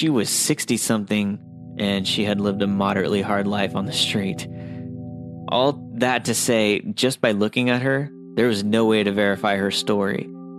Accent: Seattle, Washington, United States; born there; also born or lived in Mount Shasta

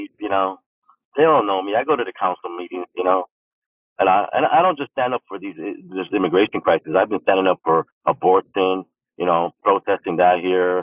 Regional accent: New York City, New York, United States; moved away as an adult; also born or lived in Brooklyn, New York; now in San Antonio, United States; I grew up in Queens, too, after I was, you know, born in Brooklyn. I was grew up in Queens

